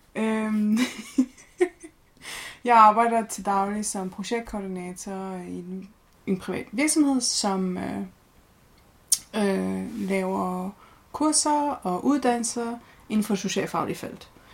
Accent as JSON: {"language": "Danish", "town": "Horsens", "region": "Central Denmark Region", "country": "Denmark", "tie": "born or raised there", "said": "født og opvokset i Horsens"}